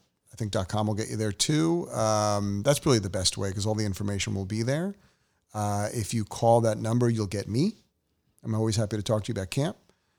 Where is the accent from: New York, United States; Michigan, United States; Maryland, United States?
New York, United States; I'm a New Yorker.